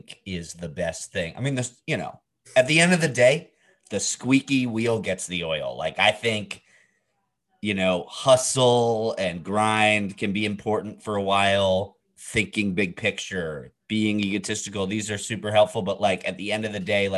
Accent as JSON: {"language": "English", "region": "New York", "country": "United States", "tie": "born or raised there", "first_language": "English", "said": "a Jew from New York"}